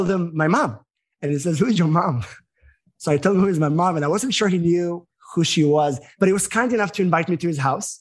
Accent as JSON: {"language": "English", "country": "Israel", "also_born_or_lived": "New York", "moved": "as an adult", "lives_now": "United States", "said": "as an American being from Israel"}